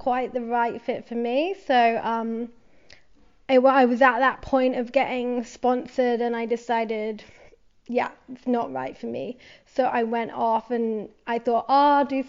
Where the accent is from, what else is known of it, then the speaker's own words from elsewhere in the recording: Somerset, South West England, United Kingdom; accent: British; moved away; also born or lived in London; So I'm from the southwest of England, so that little boot that's coming out at the bottom there under Wales. I'm from a place called Somerset